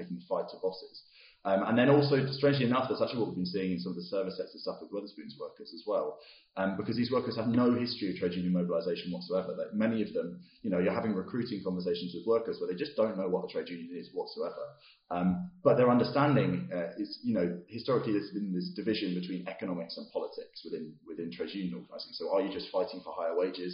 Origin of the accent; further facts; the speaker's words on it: United Kingdom; as a British person